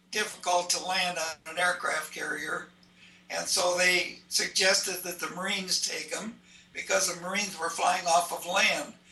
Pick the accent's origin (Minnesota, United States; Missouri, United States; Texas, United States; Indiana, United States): Minnesota, United States; Minneapolis; moved away as an adult; also born or lived in Wadena, Minnesota; I was born in Minneapolis on the south side, and that's where I grew up. Um, we always we lived um, in, in south, south Minneapolis uh, for a period of time.